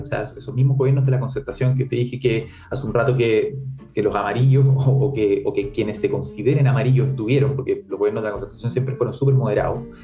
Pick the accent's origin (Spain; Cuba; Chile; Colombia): Chile; nosotros somos chilenos y no somos españoles porque somos mestizos